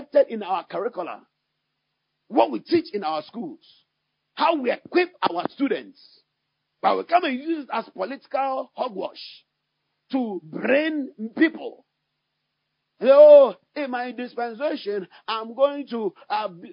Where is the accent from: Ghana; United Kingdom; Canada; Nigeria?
Ghana; I have to speak as a Ghanaian because God has placed me in Ghana